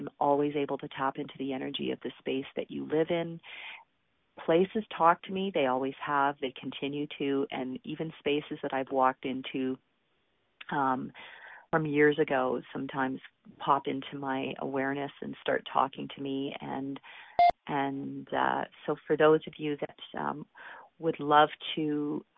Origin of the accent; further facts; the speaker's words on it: Calgary, Alberta, Canada; my hometown of Calgary, Alberta